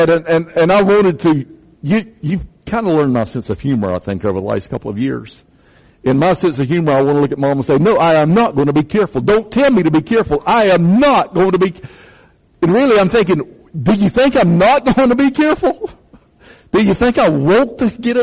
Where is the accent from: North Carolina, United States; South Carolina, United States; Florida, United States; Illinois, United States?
South Carolina, United States; Chesterfield County; I grew up in Chesterfield County